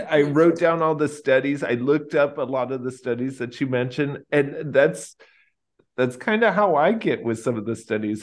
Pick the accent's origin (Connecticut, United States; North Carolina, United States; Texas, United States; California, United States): Texas, United States; I grew up in Texas